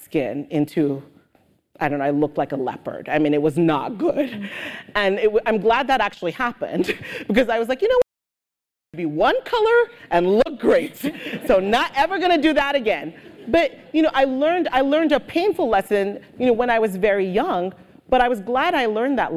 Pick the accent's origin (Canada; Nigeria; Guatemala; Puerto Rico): Nigeria; also born or lived in United Kingdom; now in United States; growing up in Nigeria, yes, everybody was Black